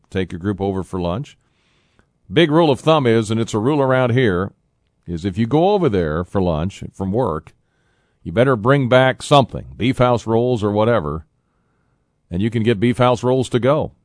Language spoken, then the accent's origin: English; Toledo, Ohio, United States; I grew up with that in Toledo.